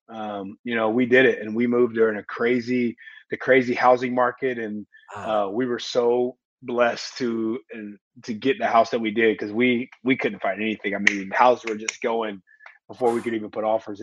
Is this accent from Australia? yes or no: no; Indianapolis, Indiana, United States; I was born in Indy. My mom grew up here in Indianapolis. My whole family's here. I went to college here.